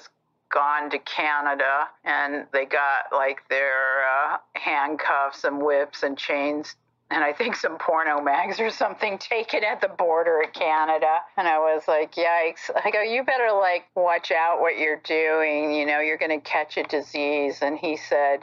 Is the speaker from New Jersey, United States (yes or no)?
no; Fort Wayne, Indiana, United States; born or raised there; moved away